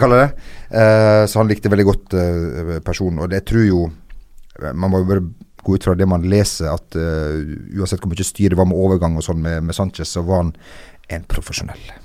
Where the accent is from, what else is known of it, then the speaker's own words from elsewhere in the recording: Lebanon; moved away; jeg er fra Libanon